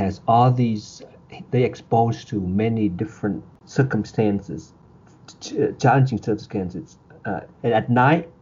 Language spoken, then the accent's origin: English; Ho Chi Minh City, Vietnam; now in United States; I was born in Vietnam, in Saigon, in 1974, in September.